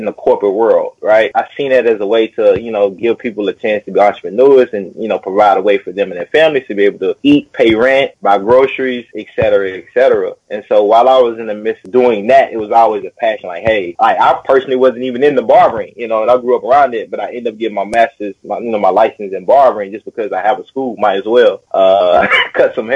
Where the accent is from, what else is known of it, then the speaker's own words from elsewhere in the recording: Nashville, Tennessee, United States; moved away as an adult; also born or lived in Paraguay; now in China; I'm originally born and raised in Nashville, Tennessee, my whole life